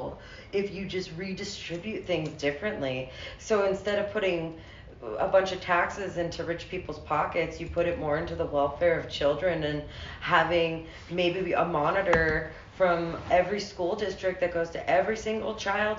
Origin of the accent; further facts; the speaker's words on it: United States; also born or lived in England; now in United Kingdom; I'm American educated